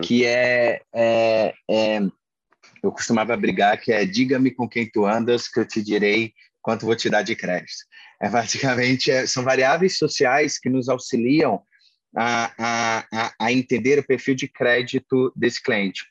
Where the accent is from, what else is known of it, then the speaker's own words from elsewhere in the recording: interior of Paraíba, Brazil; also born or lived in Maranhão; eu sou nordestino, minha família é interior do Maranhão, eu sou, sou nascido no interior da Paraíba